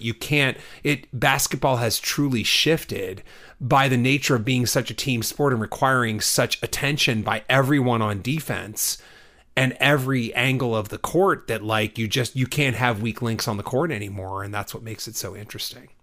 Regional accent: Texas, United States; I grew up in Texas

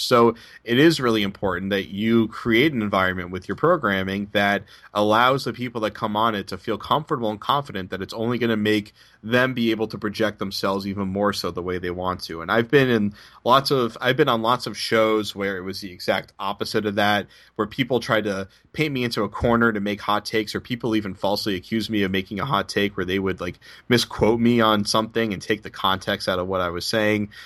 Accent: Boston, Massachusetts, United States; the hot take culture that I grew up in in Boston

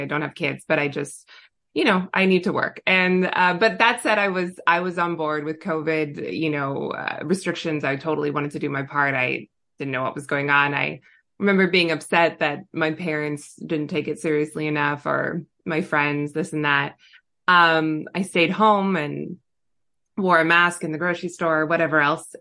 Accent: Southern California, United States; also born or lived in Orange County / Los Angeles; I was born and raised in Southern California

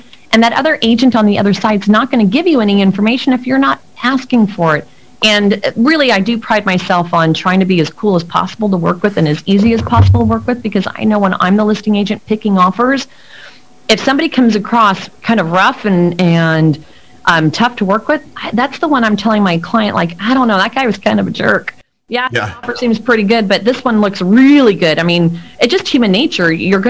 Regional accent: Mexico City, Mexico; born there; I was born in Mexico City, but it's not my first language.

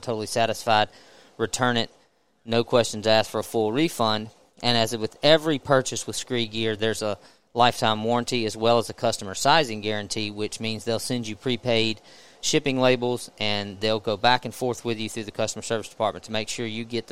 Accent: Mississippi, United States; I'm from Mississippi, and I have family property in Mississippi, and I've spent most of my life hunting in Mississippi

